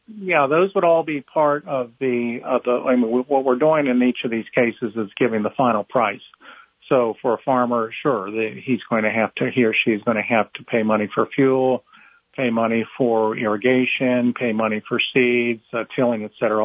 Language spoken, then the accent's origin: English; Cincinnati, Ohio, United States; moved away as an adult; also born or lived in Ithaca, New York; now in Raleigh, United States; I am uh, a native of Ohio, Cincinnati, uh, my hometown